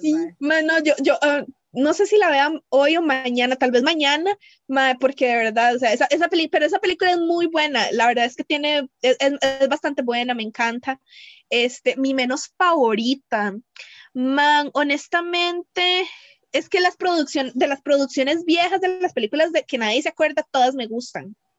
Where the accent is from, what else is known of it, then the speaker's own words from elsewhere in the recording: Cartago, Costa Rica; yo soy de Cartago